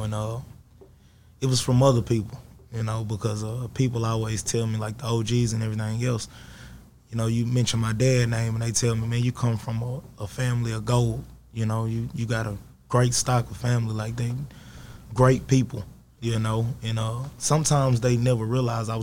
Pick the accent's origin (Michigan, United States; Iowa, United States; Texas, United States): Texas, United States; Longview; I'm originally from the south side of Longview. I grew up in Village South.